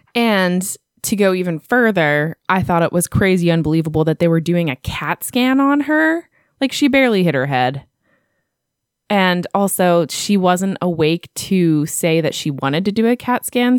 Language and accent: English; United States; I'm American